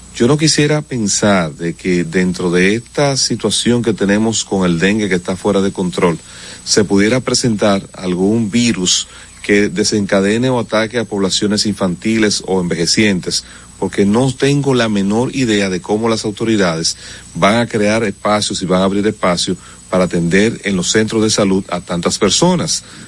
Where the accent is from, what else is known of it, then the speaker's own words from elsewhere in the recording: Dominican Republic; somos los dominicanos